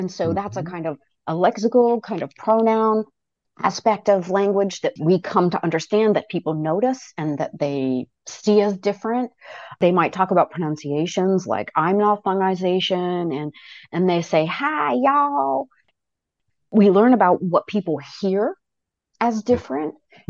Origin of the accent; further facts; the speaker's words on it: Wales, United Kingdom; the graduate students called me the Welsh lady, because they knew I was from Wales, but also I had picked up something or other that triggered in their mind an accent.